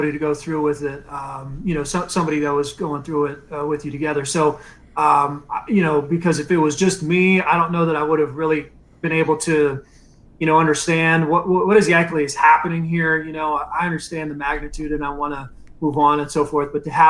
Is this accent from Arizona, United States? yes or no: yes; Phoenix, Arizona, United States; born there; I was born in Phoenix, so I had connections to Arizona State.